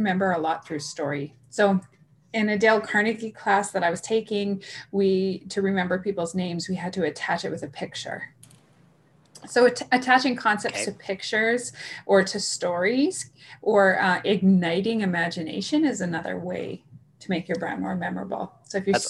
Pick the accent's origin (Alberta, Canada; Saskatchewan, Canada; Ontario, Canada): Saskatchewan, Canada; I come from Saskatchewan, right? And there's a big farming community here.